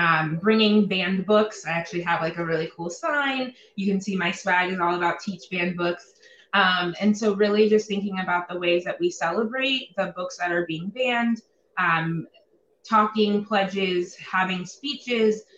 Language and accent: English; Ohio, United States; My home state of Ohio